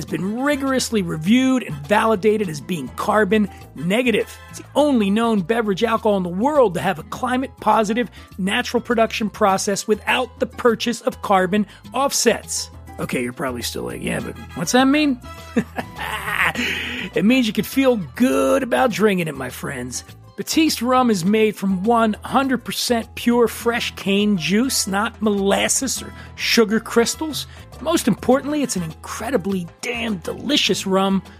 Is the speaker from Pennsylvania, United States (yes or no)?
yes; Philadelphia, Pennsylvania, United States; I am from Philadelphia, a Sixers fan